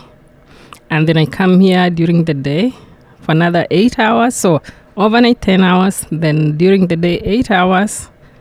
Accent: Kenya; now in United States; I'm from Kenya

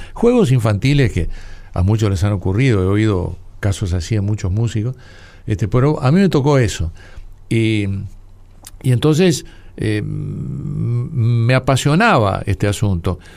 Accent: Uruguay; Soy un uruguayo desordenado

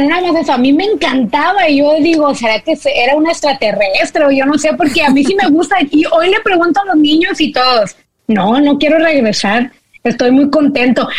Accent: Mexico; now in United States; nosotros que venimos de México

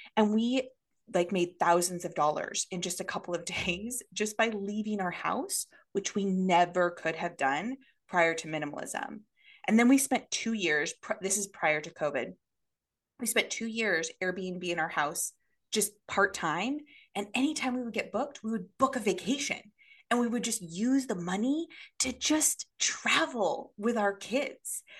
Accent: Oregon, United States; moved away as an adult; now in Tokyo, Japan; we are originally from Oregon

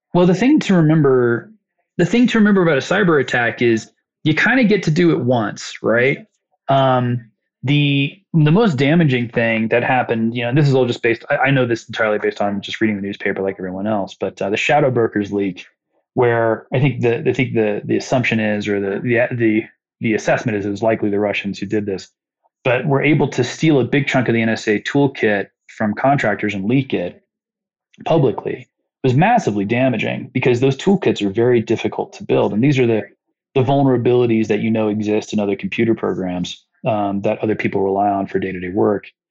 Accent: Muncie, Indiana, United States; It's my hometown

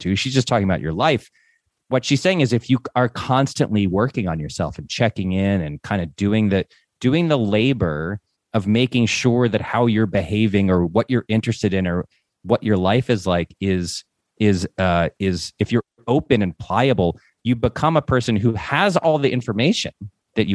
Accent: Northeast, United States; We're both from the Northeast

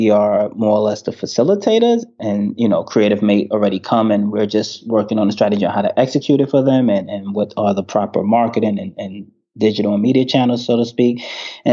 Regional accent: New York City, New York, United States; accent: New York; also born or lived in North Carolina; New York, born and raised.

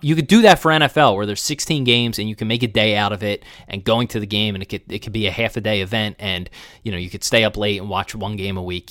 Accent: Springfield, Pennsylvania, United States; also born or lived in Bucks County, Pennsylvania; I grew up in Springfield and Delco

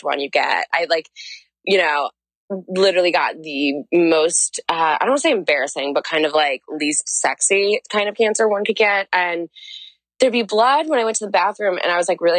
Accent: St. Louis, Missouri, United States; moved away as an adult; also born or lived in Oxford, Ohio; I'm like from St. Louis.

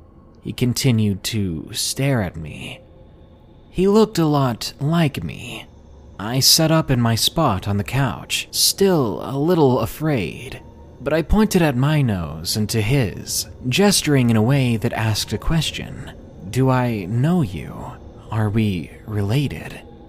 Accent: Arkansas, United States; I'm from the South, Arkansas to be exact.

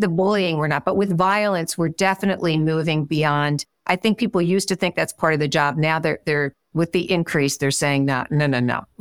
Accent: Philadelphia, Pennsylvania, United States; moved away; also born or lived in Midwest; I'm originally from Philadelphia, and when I went out to the Midwest

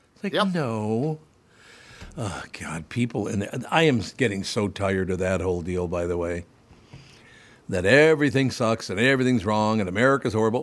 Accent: Minneapolis, Minnesota, United States; also born or lived in New York; Growing up in Minneapolis, St. Paul

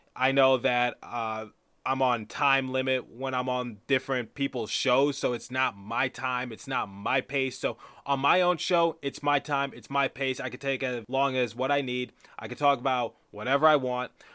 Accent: Detroit, Michigan, United States; now in East Coast, United States; I am originally from Detroit, Michigan

